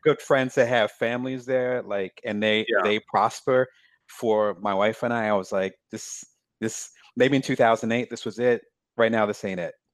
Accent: Lansing, Michigan, United States; born or raised there; moved away as an adult; also born or lived in Atlantic City, New Jersey / South Jersey / Detroit / Chicago; now in Ohio, United States

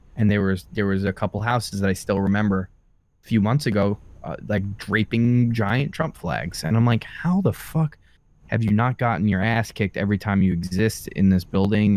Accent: Long Island, New York, United States; where I grew up on Long Island.

